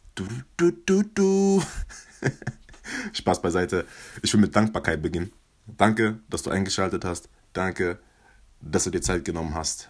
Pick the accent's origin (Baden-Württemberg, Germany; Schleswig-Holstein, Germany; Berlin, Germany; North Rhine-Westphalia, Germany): Baden-Württemberg, Germany; Mannheim; Ich komme aus Mannheim